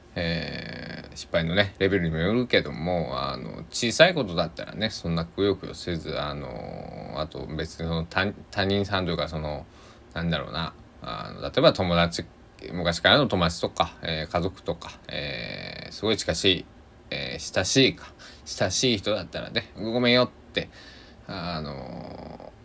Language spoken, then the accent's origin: Japanese; Sanuki, Shikoku, Kagawa, Japan; accent: Sanuki-ben; 四国の、まあ高知と香川でも全然アクセント違うんですけど、えー、違ういやけどって喋るんではなって、えー、で讃岐でさぬきペンでは違うけんってなるんですけど